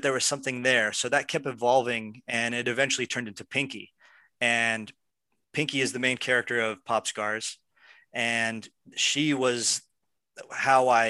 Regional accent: Pennsylvania, United States; now in Los Angeles, United States; I'm from Pennsylvania, and I moved to Los Angeles to make films

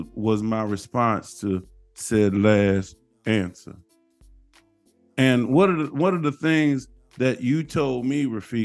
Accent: St. Louis, Missouri, United States; But I'm from St. Louis

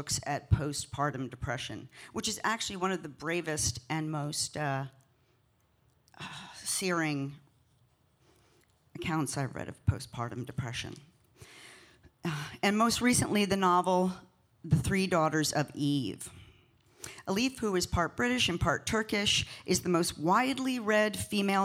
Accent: United States; I'm an American writer.

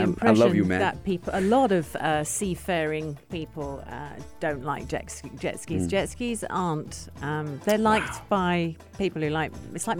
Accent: United Kingdom; now in United Arab Emirates; I'm obviously a Brit in the UAE.

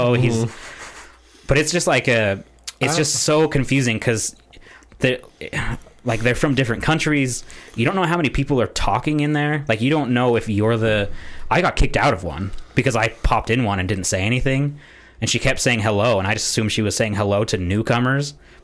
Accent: United States; I'm from America

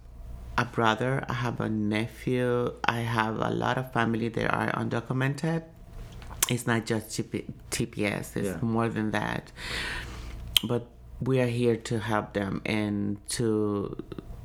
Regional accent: El Salvador; now in Washington, D.C., United States; I'm from El Salvador

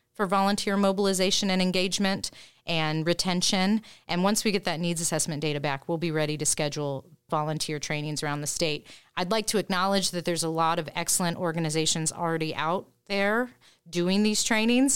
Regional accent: Indiana, United States; also born or lived in Topeka, Kansas; now in Jefferson City, United States; originally from Indiana

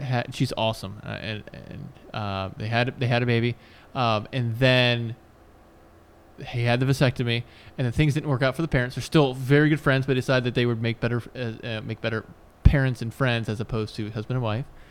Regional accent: Newport News, Virginia, United States; One of my best friends, other than you, that I grew up with in Newport News

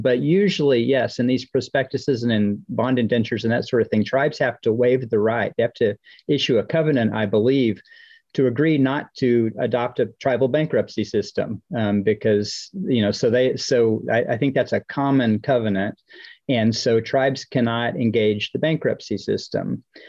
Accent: Oklahoma, United States; I'm a member of the Chickasaw Nation of Oklahoma, and I grew up in Oklahoma

